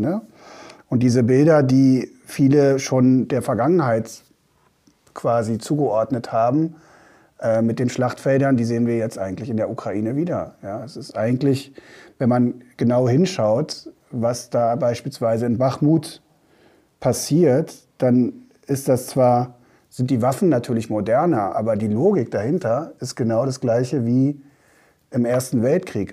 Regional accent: Bavaria, Germany; bei uns in Bayern

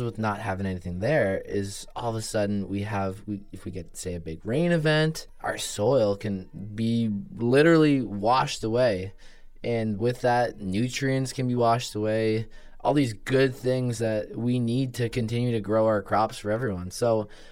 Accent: Woodstock, Ontario, Canada; I'm from Woodstock, Ontario, so it's about 45 to 50 minutes, depending on how fast you drive. To from Guelph, I actually grew up on a farm

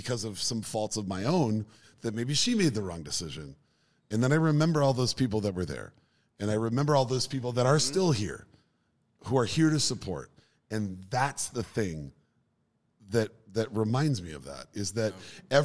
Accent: Minneapolis, Minnesota, United States; South Minneapolis.

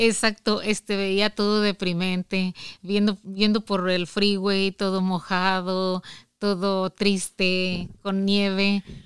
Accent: Villagrán, Guanajuato, Mexico; moved away as an adult; also born or lived in Creel, Chihuahua; now in Michigan, United States; Yo soy de Villagrán, Guanajuato

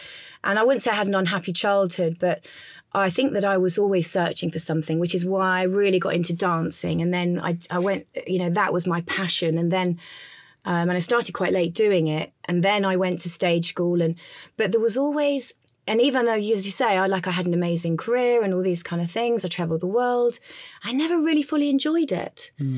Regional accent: England, United Kingdom; You know, I'm English. My business is there. My family's there. My nephews are there.

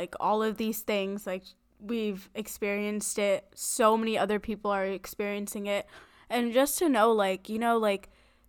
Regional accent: South India, India; I'm a girl, I'm South Indian.

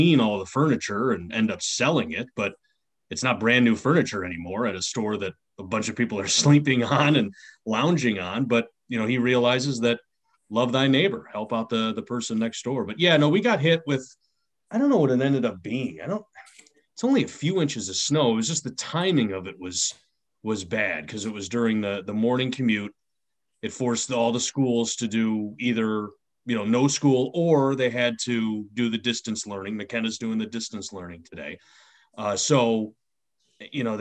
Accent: Chicago, Illinois, United States; also born or lived in Waterbury, Connecticut; now in Connecticut, United States; I grew up in Chicago

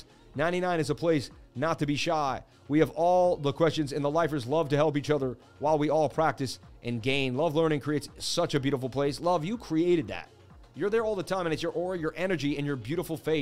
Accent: United States; I'm American, man. I was born in America.

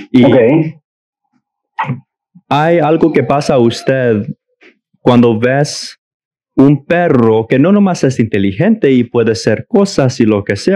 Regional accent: Mexico; now in United States; yo vengo de México y, y en, en el pueblito de mi papá

